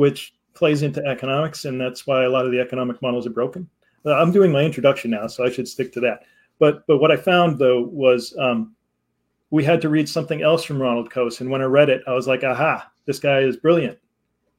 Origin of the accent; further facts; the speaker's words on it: Connecticut, United States; now in Massachusetts, United States; I grew up in Connecticut, which is only 2 hours from Massachusetts